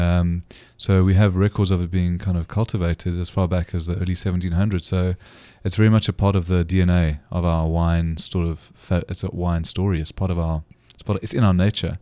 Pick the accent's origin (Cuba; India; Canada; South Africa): South Africa; as a South African